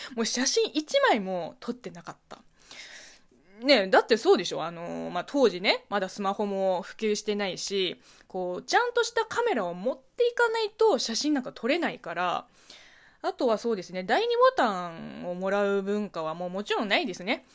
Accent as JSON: {"language": "Japanese", "region": "Zhejiang", "country": "China", "tie": "born or raised there", "second_language": "Japanese", "moved": "as an adult", "lives_now": "Japan", "said": "地元浙江省の4年生大学を出ていて"}